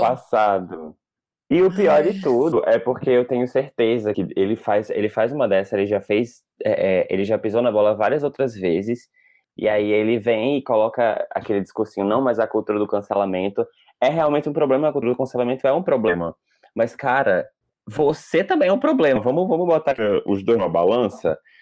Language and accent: Portuguese; Northeast Brazil, Brazil; eu sou nordestino